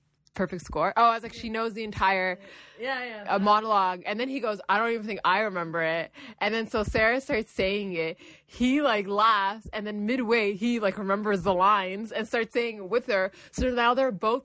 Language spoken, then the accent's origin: English; Toronto, Ontario, Canada; So we're from Toronto